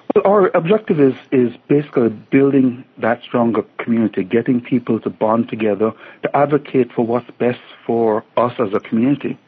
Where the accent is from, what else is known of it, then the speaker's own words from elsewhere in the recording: Jamaica; moved away as an adult; now in York Region, Canada; I grew up in Jamaica